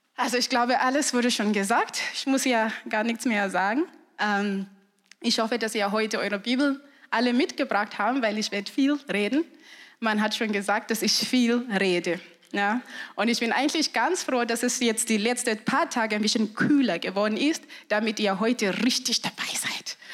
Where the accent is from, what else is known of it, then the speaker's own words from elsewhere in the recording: Zimbabwe; German is a second language; moved away as an adult; now in Germany; Ich komme aus Zimbabwe